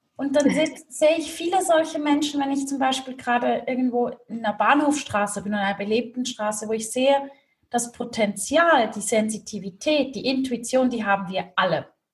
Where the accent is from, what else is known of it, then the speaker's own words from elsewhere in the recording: Switzerland; Swiss made, Swiss raised.